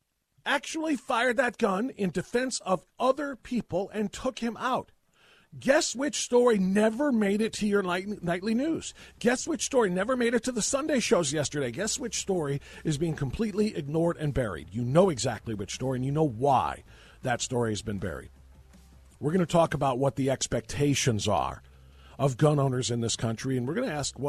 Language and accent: English; Elyria, Ohio, United States; the Memorial Day Parade in Elyria, my hometown.